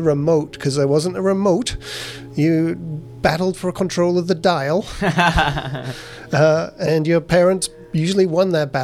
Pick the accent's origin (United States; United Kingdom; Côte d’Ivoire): United Kingdom; England; moved away as an adult; now in Vancouver, Canada; I'm from England originally, moved here in 2004